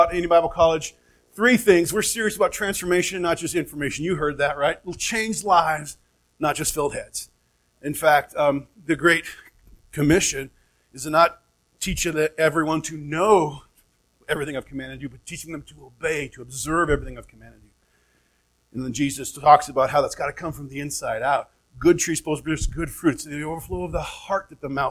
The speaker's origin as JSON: {"language": "English", "region": "Oregon", "country": "United States", "tie": "born or raised there", "also_born_or_lived": "Phoenix, Arizona", "moved": "as an adult", "lives_now": "Flagstaff, United States", "said": "family up in Oregon, both born and raised"}